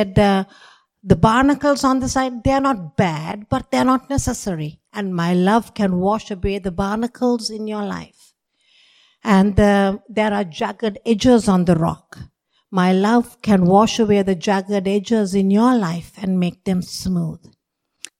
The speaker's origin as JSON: {"language": "English", "country": "Sri Lanka", "tie": "born or raised there", "moved": "yes", "said": "I grew up in Sri Lanka."}